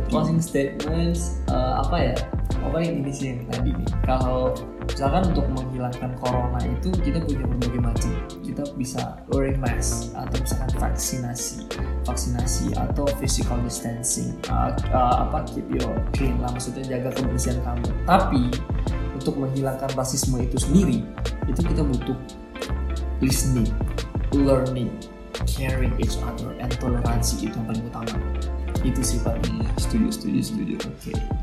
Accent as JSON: {"language": "Indonesian", "country": "Indonesia"}